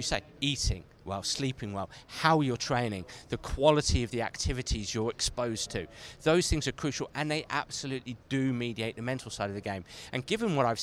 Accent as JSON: {"language": "English", "region": "England", "country": "United Kingdom", "said": "I'm very blessed living in England, being English"}